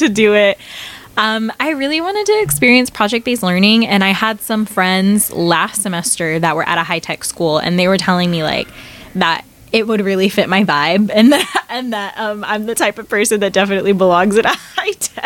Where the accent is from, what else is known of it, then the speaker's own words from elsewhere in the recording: Temecula, California, United States; moved away as an adult; also born or lived in Hampton, Virginia / San Diego; I grew up in Temecula